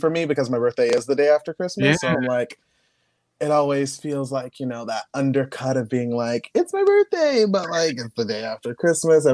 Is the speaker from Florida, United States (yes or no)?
yes; Florida, United States; also born or lived in Indiana; now in New York City, United States; I'm from Florida